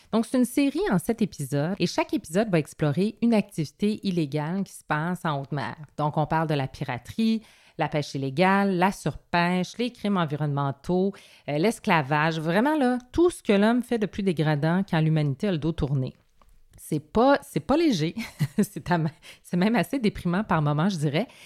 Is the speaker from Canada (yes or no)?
yes; Quebec, Canada; J'ai un nom de française, dit, mais je suis québécoise